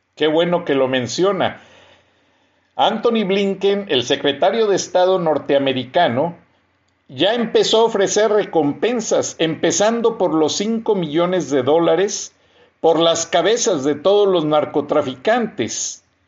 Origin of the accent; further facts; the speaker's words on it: Mexico; moved away; Yo soy mexicano y soy ciudadano norteamericano